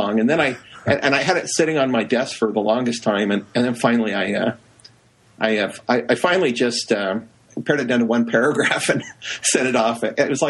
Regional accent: Holladay, Utah, United States; moved away as an adult; also born or lived in Uruguay; now in Stanford, United States; I was raised in Holiday, Utah, and near Salt. It's a suburb of Salt Lake.

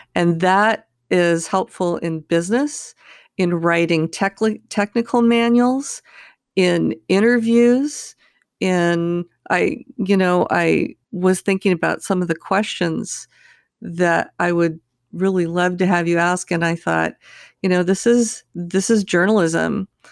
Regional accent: California, United States; I grew up in California

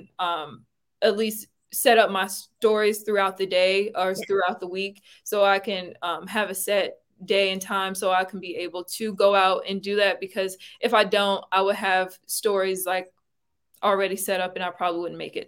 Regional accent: Brunswick County, Virginia, United States; now in Charlottesville, United States; My hometown is Brunswick County, Virginia

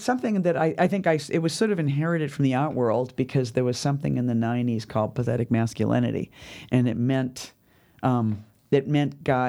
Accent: New York, United States; And also I was lonely from my home. I was lonely from New York.

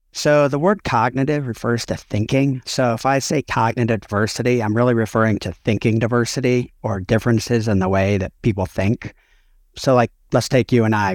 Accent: Chicago suburbs, Illinois, United States; I grew up outside Chicago, Chicago suburbs.

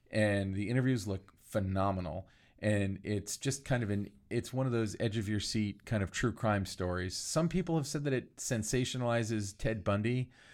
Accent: Florida, United States; I grew up in Florida

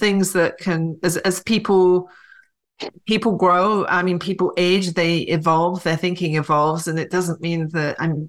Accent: England, United Kingdom; moved away; I was raised in England

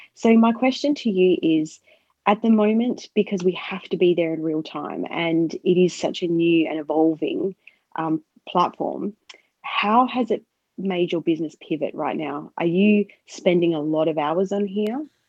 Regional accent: Australia; I'm actually from Australia

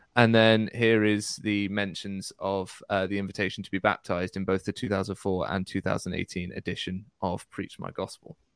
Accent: United Kingdom; I'm British

